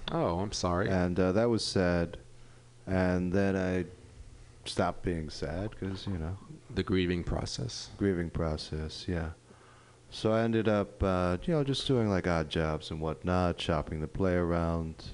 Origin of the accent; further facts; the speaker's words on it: New York, United States; I, I grew up in New York, so I'm used